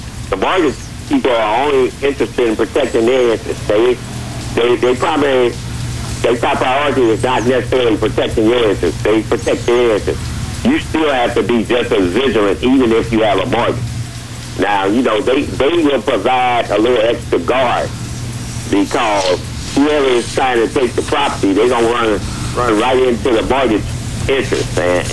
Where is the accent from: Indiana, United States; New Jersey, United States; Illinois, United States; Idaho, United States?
Illinois, United States; Again, I'm from Illinois, and I was licensed.